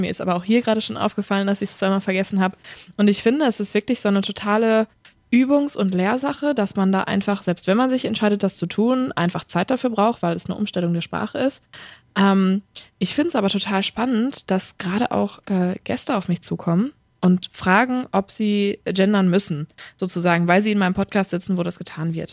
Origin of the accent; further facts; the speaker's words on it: Ruhrpott, North Rhine-Westphalia, Germany; accent: Ruhrpott dialect (Potteln); first language German; mit meinem Potteln gehe ich äh, absolut ähm, stiefmütterlich um, das lasse ich komplett zu Hause